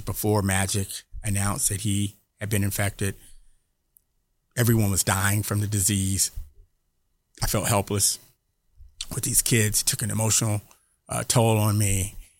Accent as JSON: {"language": "English", "town": "Atlanta", "region": "Georgia", "country": "United States", "tie": "born or raised there", "said": "I grew up here in Atlanta"}